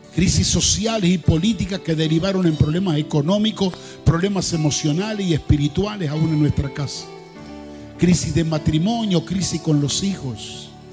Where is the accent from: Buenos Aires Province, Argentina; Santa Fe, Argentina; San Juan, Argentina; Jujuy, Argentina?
Santa Fe, Argentina; Rosario; nosotros en Rosario